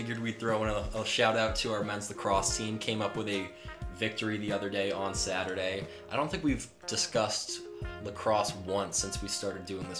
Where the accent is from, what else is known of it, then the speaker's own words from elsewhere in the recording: Rochester, New York, United States; I'm obviously from Rochester